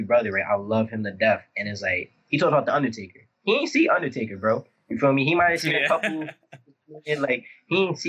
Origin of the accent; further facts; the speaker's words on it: New York City, New York, United States; I'm from the Bronx